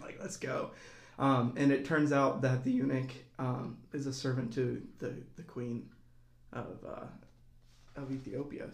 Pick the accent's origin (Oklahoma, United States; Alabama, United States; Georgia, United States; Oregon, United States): Alabama, United States; Auburn; moved away as an adult; now in Bloomington, United States; a part time parishioner here at Holy Trinity uh, since this is my hometown as well